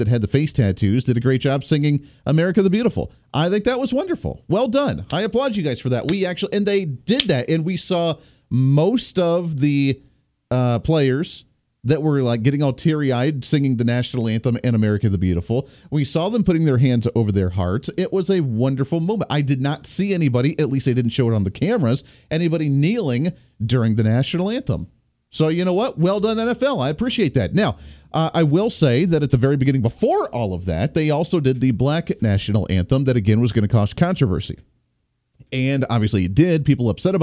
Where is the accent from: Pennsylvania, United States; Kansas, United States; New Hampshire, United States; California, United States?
Kansas, United States; I'm come from Kansas as well